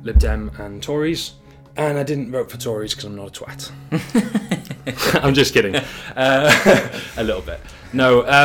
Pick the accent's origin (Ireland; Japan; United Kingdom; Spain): United Kingdom; Yorkshire and the Humber; moved away as an adult; also born or lived in Harrogate / China; now in Denmark; I'm from Yorkshire, like Dan. Actually, we went to school together, and now I live in Denmark